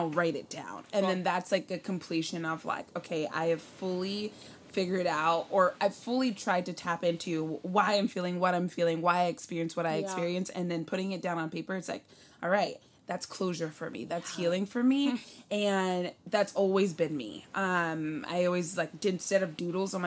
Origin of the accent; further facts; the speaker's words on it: Richmond, California, United States; moved away as an adult; now in Los Angeles, United States; I am born and raised in Richmond area